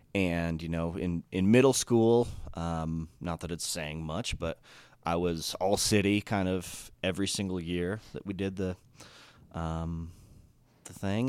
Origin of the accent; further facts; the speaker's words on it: Colorado Springs, Colorado, United States; also born or lived in Monument, Colorado / Greeley, Colorado; I'm Colorado native, so I grew up in Colorado Springs